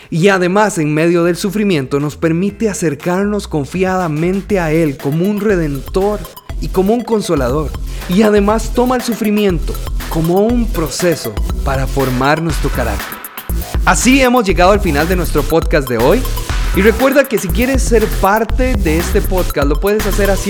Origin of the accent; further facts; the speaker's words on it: San José, Costa Rica; soy de San José, Costa Rica